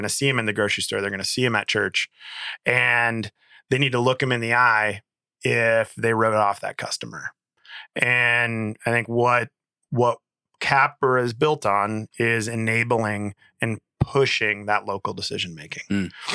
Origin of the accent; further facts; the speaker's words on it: Dubuque, Iowa, United States; moved away as an adult; also born or lived in Twin Cities, Minnesota / Michigan; born and raised in Dubuque, and, and came back